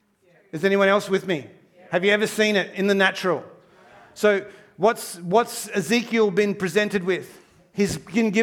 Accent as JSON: {"language": "English", "town": "Townsville", "region": "Queensland", "country": "Australia", "tie": "born or raised there", "moved": "yes", "said": "I grew up in Townsville, North Queensland. I did all my primary school up there."}